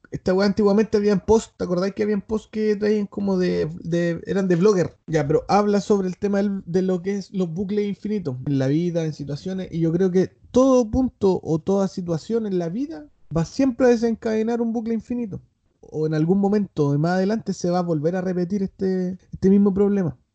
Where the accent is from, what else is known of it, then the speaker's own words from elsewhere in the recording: Cuba; Soy de Cuba, mijo.